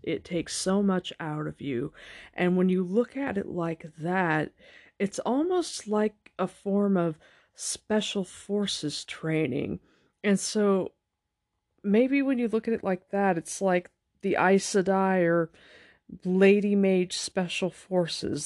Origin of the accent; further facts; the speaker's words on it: United States; We Americans